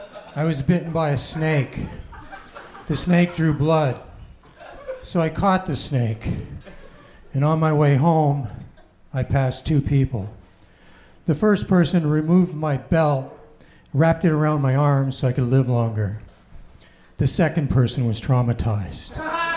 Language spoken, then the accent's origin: English; Canada; I'm from Canada originally.